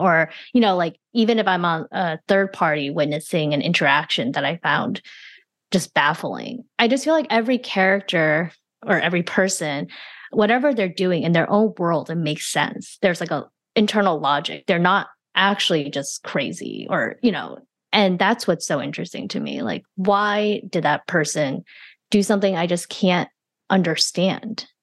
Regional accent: New Jersey, United States; also born or lived in China / Flushing, Queens, New York; We spent some time there, but I mostly grew up in the suburbs of New Jersey

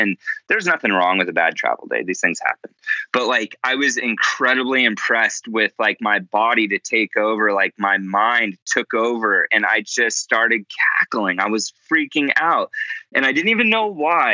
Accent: United States; growing up as an American

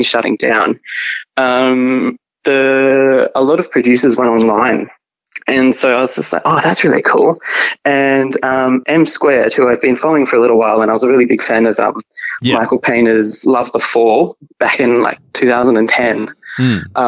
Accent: Mandurah, Western Australia, Australia; now in Albany, Australia; I'm from Mandurah. Okay. Which is an hour south of Perth.

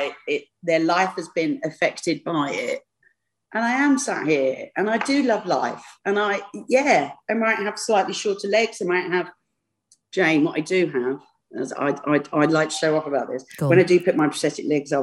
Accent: London, United Kingdom; I'm a Londoner.

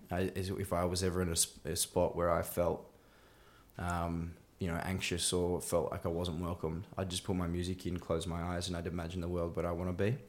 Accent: Bowral, Southern Highlands, New South Wales, Australia; now in Melbourne, Australia; I grew up in a place called Barrow, um, in Southern Highlands, which, which is just south of Sydney.

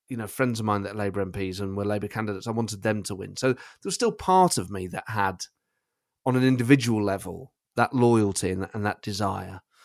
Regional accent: Nottingham, East Midlands, United Kingdom; I support Nottingham Forest because I'm from Nottingham and my family supported them

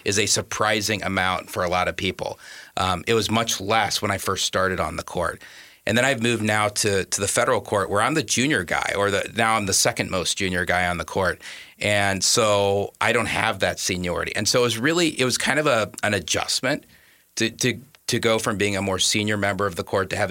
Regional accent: Wichita, Kansas, United States; moved away as an adult; now in Minnesota, United States; I'm originally from Kansas. Mm-hmm. I'm from Wichita.

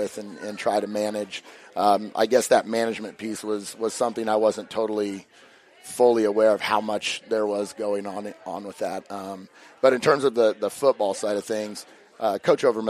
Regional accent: McCook, Nebraska, United States; now in Hastings, United States; I'm from the McCook area

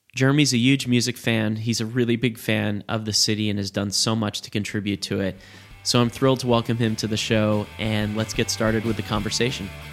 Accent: New York City, New York, United States; moved away as an adult; growing up outside New York City and then in New York City and Brooklyn

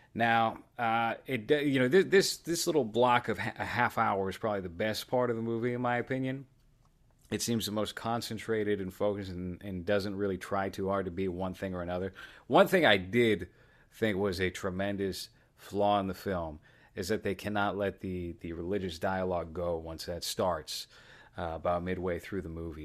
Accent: Boston, Massachusetts, United States; I'm from Boston.

